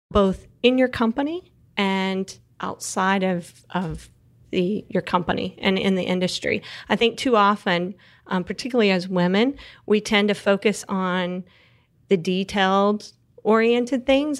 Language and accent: English; Texas Panhandle, United States; So I grew up in the Texas Panhandle, which is the very, very top part of Texas.